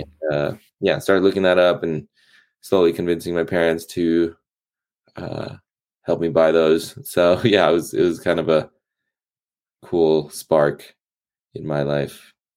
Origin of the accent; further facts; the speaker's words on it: East Coast, United States; growing up on the East Coast, it was uh, very seasonal from winter, spring, summer, fall